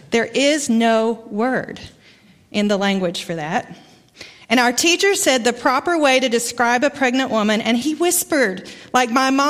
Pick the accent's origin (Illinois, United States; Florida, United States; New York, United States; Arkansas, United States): Arkansas, United States; accent: Arkansas; moved away; My accent comes from Arkansas. Haven't lived there in a long time.